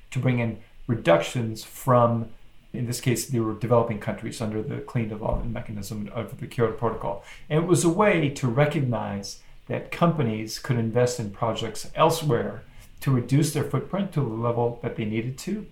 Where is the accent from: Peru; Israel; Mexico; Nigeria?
Mexico; moved away; I was born and raised in Mexico, so I speak Spanish.